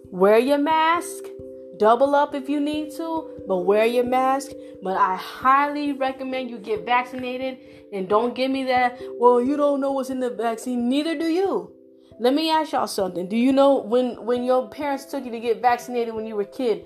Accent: Florida, United States; now in Texas, United States; I'm from Florida

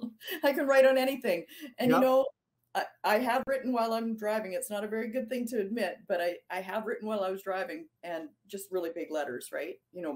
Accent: Chilliwack, British Columbia, Canada; I'm from Chilliwack, British Columbia. So I'm sort of in the rural areas of British Columbia. I'm away from the big city.

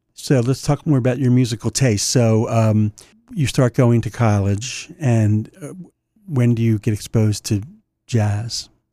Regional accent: New Castle County, Delaware, United States; where I grew up in Newcastle County

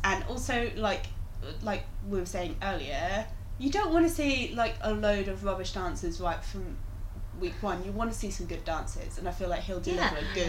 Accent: Lincolnshire, East Midlands, United Kingdom; born or raised there

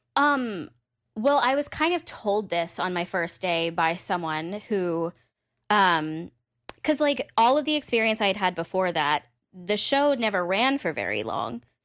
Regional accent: Massachusetts, United States; I was from Massachusetts, so also, like, in-state was great

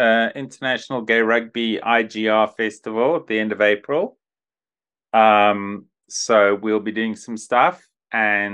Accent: Zimbabwe; growing up in Zimbabwe

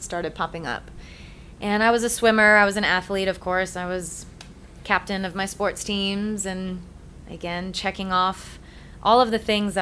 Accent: Rhode Island, United States; I grew up in Rhode Island. Typical Irish Catholic, born and bred

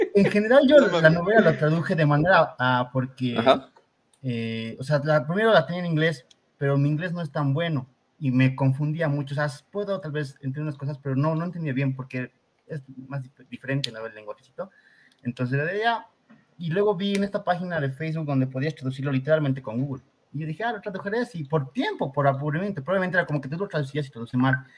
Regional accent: Bolivia; yo soy de Bolivia

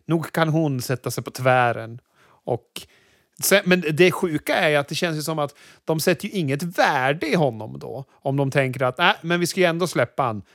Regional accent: Sweden; som vit svensk man

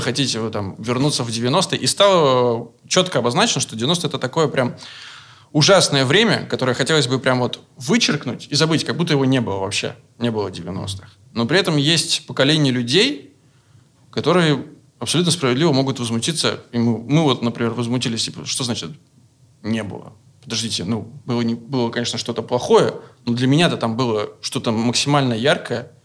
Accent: Veliky Novgorod, Novgorod Oblast, Russia; он тоже, как и я, из Великого Новгорода. И мы писали изначально про свое детство, про Новгород

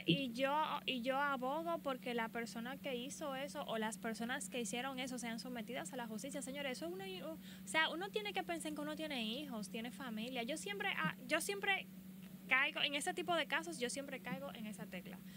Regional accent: Dominican Republic; yo soy de República Dominicana

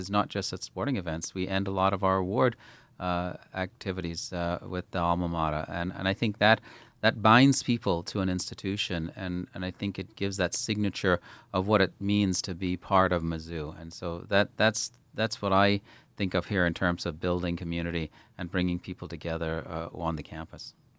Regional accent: Bahamas; moved away; growing up in the Bahamas.

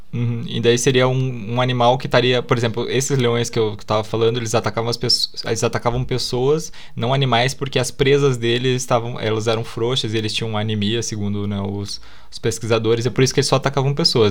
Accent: Curitiba, Paraná, Brazil; Eu sou de Curitiba

